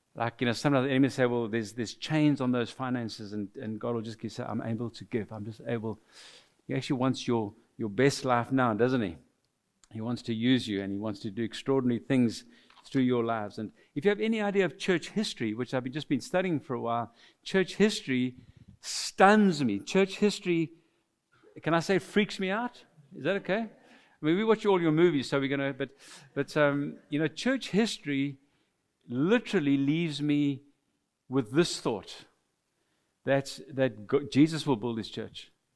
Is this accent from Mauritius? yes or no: yes; Mauritius; first language French; English is a second language; now in South Africa; we're from South Africa, but we are natives of the island of Mauritius, so we are immigrants to South Africa. We are French speaking origin